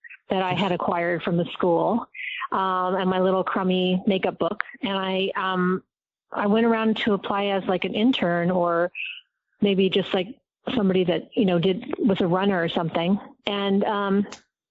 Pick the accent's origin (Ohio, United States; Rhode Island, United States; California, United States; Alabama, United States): California, United States; Southern; also born or lived in Agoura Hills; I grew up in Southern California